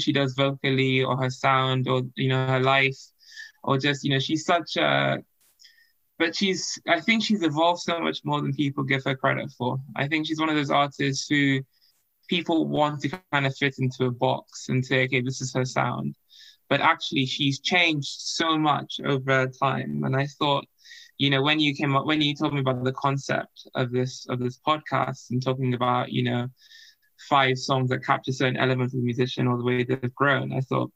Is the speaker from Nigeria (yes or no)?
yes; Nigeria; I grew up in Nigeria